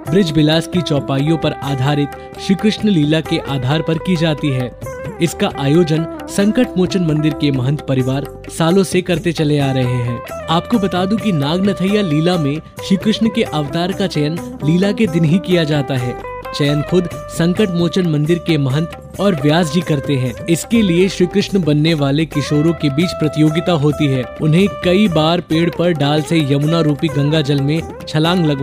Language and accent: Hindi; Varanasi, Uttar Pradesh, India; काशी में पले बड़े होने की वजह से मुझे बहुत बार ये सौभाग्य मिला कि मैं नाग नथैया को बहुत ही करीब से देखूं।